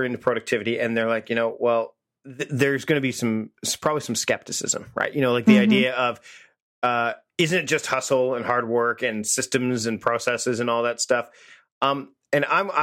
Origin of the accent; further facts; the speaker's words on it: Canada; I'm Canadian and we are royal subjects up here